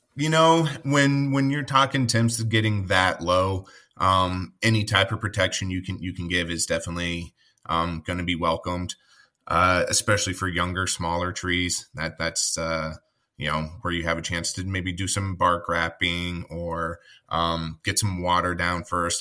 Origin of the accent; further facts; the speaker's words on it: Colorado, United States; now in Midwest, United States; I grew up in Colorado.